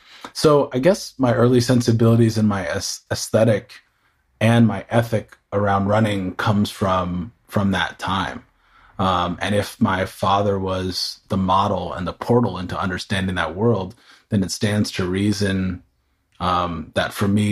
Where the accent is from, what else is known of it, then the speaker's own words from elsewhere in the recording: San Diego, California, United States; also born or lived in Houston, United States / New York, United States / North Carolina, United States; But I grew up around the United States, early childhood in Southern California, south of here in San Diego. And also after that, spent time in Texas, in Houston, Texas, and then upstate New York.